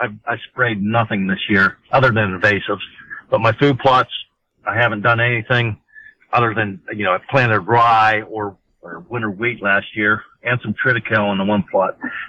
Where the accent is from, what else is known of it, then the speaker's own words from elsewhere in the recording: Pennsylvania, United States; we're from Pennsylvania too, so most people from Pennsylvania will understand this.